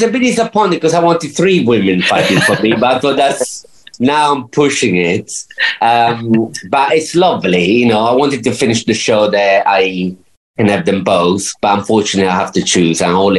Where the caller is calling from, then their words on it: Spain; also born or lived in United Kingdom; I'm in Spain.